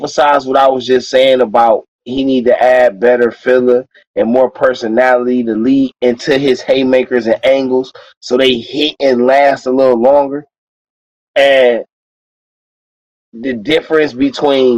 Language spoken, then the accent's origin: English; Cleveland, Ohio, United States; I'm from Cleveland, Ohio